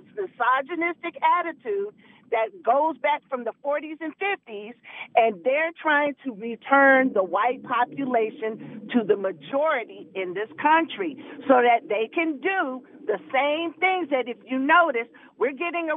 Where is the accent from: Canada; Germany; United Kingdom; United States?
United States; California; now in Indiana, United States; I'm not from this state. I was raised in California